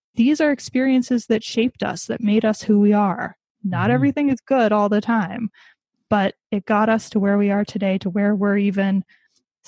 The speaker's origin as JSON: {"language": "English", "country": "United States", "said": "my family history, as with many Americans, I'm American, is that of immigrants"}